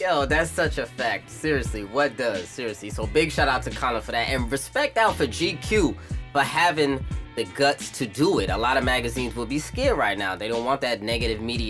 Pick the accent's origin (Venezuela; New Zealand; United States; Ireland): United States; New York City, New York; I'm from Brooklyn, New York.